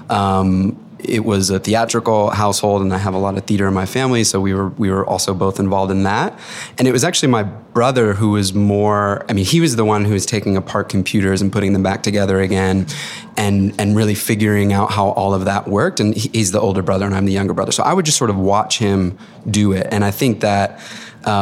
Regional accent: outside of Boston, Massachusetts, United States; I grew up outside of Boston

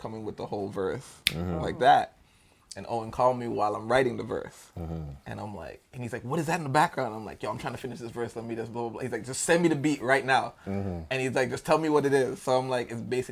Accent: Jamaica; I'm Jamaican

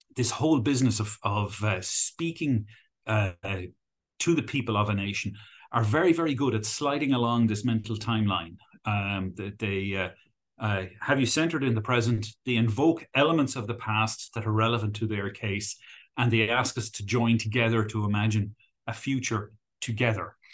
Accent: Ireland; accent: Irish; also born or lived in United Kingdom; retained my Irish accent when I was there.

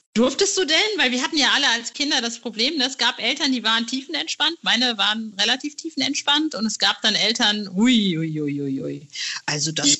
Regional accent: North Rhine-Westphalia, Germany; ich äh, komme aus Ostwestfalen

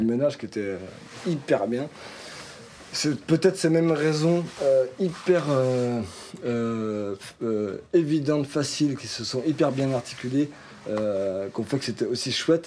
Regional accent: Nantes, Pays de la Loire, France; on est nantais

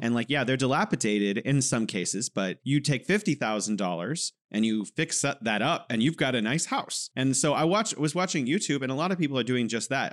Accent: California, United States; now in China; I'm from California, and now I'm living in wonderful, beautiful China.

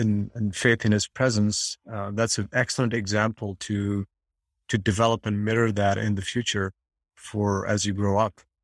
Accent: India; moved away; I have a background, you know, I'm coming from India, and we have a very strong template to become a doctor and engineer. That's what parents want, the Indian parents want

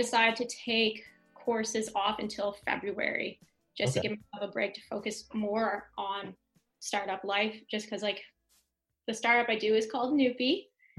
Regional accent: St. Stephen, New Brunswick, Canada; there's not any app developers, I think, in our hometown

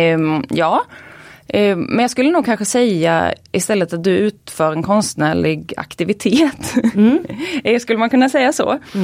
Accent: Småland, Sweden; jag uppvuxen i Småland

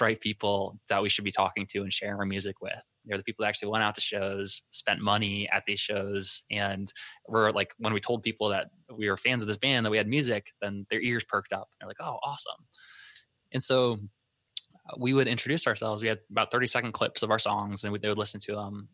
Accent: Vermillion, South Dakota, United States; moved away; we grew up in a town called Vermillion, South Dakota.

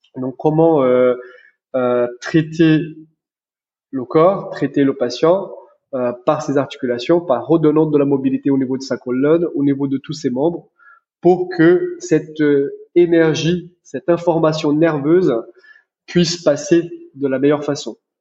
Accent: Brazil; French is a second language; moved away as an adult; also born or lived in United States; now in France; je suis brésilien d'origine. Je suis né au Brésil. J'ai grandi là-bas

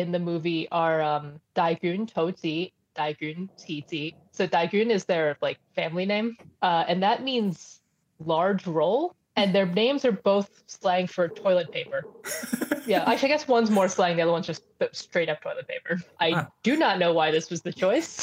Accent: New York, United States; I grew up in New York. That was in Chinatown, Manhattan.

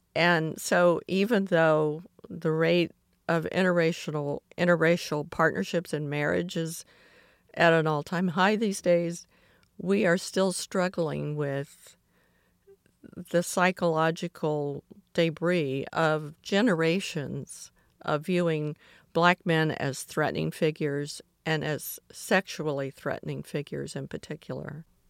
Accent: Atlanta, Georgia, United States; as a child growing up in Atlanta in the sixties

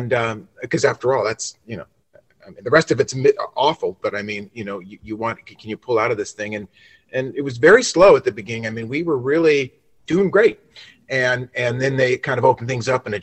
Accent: Los Angeles, California, United States; also born or lived in Nashville; I'm from Los Angeles originally

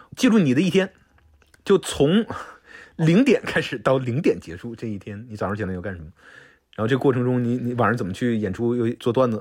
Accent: Shenyang, Liaoning, China; 小的时候在东北

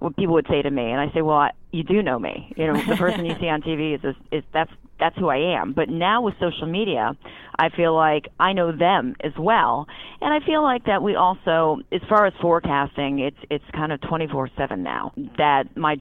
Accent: Newtown, Connecticut, United States; moved away as an adult; now in Philadelphia, United States; I was born and raised in Newtown, Connecticut.

